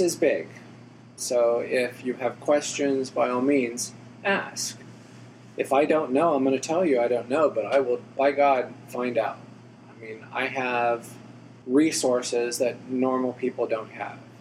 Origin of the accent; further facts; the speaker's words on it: Alamogordo, New Mexico, United States; also born or lived in West Texas; now in Houston, United States; grew up in Alamogordo, New Mexico, little bitty place in the middle of nowhere